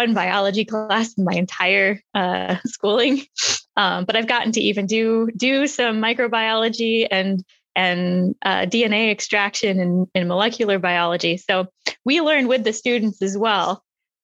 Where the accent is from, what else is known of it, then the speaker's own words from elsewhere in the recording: Manassas, Virginia, United States; moved away as an adult; now in Los Angeles, United States; I grew up in Manassas, Virginia, right outside DC